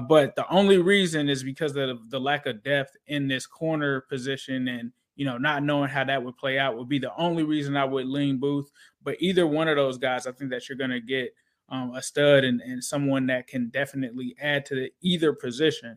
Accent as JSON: {"language": "English", "town": "Cincinnati", "region": "Ohio", "country": "United States", "tie": "born or raised there", "moved": "yes", "said": "growing up in Cincinnati, my grandmother was a huge Reds fan"}